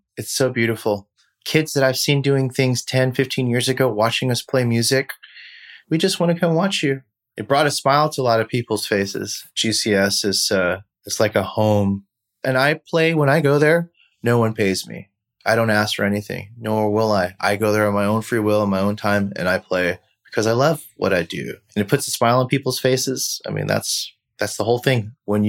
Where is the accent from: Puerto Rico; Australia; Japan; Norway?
Japan; born there; also born or lived in Taiwan / Philippines / Alameda / Indianapolis; I was born overseas in Japan. I come from a military family background. I've lived in Japan, I've lived in Taiwan, I lived in the Philippines, Alameda, Indianapolis, Washington, D.C.